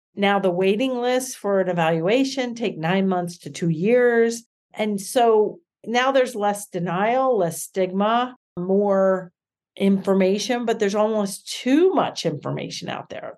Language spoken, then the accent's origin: English; Reading, Pennsylvania, United States; also born or lived in Philadelphia, Pennsylvania; we moved back to my hometown of Reading, Pennsylvania